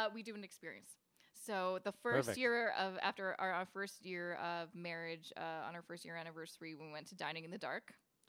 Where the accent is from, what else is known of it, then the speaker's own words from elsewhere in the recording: Canada; I absolutely love being Canadian. I mean, the only other place I've considered maybe moving is maybe the UK, just because I have roots from there